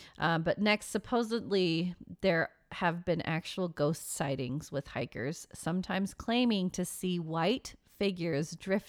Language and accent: English; United States; We're very American.